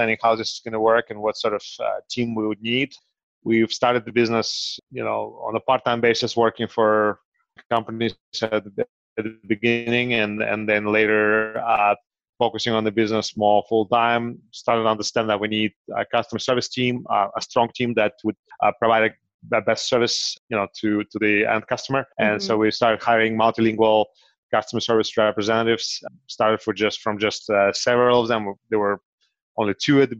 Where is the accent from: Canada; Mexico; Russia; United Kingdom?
Russia; now in United States; my motherland, to Russia